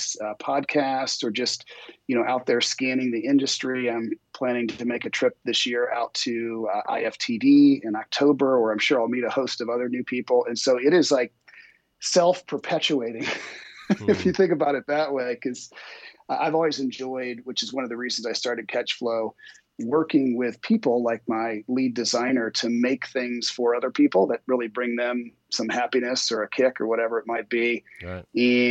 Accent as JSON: {"language": "English", "region": "Ohio", "country": "United States", "tie": "born or raised there", "said": "growing up in Ohio."}